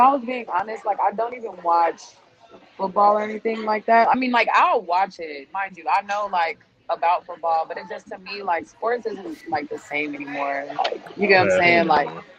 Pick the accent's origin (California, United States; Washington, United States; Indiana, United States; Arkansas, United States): Arkansas, United States; Little Rock; also born or lived in Nebraska; I'm from Nebraska. I grew up in Little Rock.